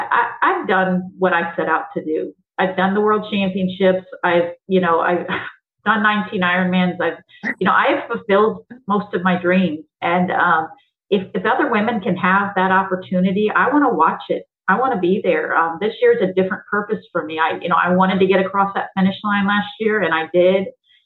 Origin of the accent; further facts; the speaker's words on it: the South, United States; because my mom would say, you know, growing up in the South, you know, stop throwing a hissy fit.